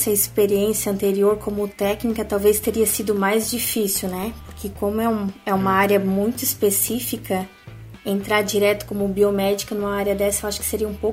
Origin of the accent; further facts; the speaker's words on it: Blumenau, Santa Catarina, Brazil; now in Balneário Camboriú, Brazil; Então, eu sou de Blumenau, Santa Catarina. Eu me formei lá mesmo, numa faculdade particular, a FAMEBLU, e atualmente eu moro em Balneário Camboriú e trabalho aqui mesmo.